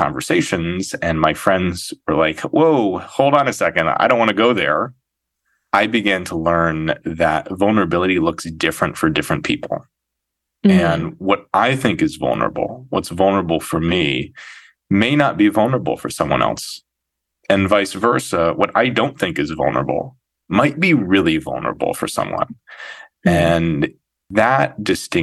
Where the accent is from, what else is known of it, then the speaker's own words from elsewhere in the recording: Santa Fe, New Mexico, United States; moved away as an adult; also born or lived in Ohio; now in New York City, United States; I grew up in Santa Fe, New Mexico